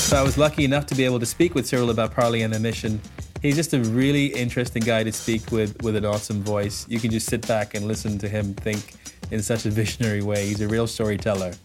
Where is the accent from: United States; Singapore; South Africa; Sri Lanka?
Sri Lanka; I, I grew up in Sri Lanka